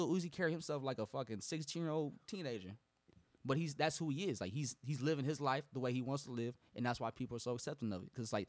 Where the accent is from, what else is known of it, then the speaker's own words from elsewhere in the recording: Mississippi, United States; So I'm from Mississippi, you know? We ain't nobody big from Mississippi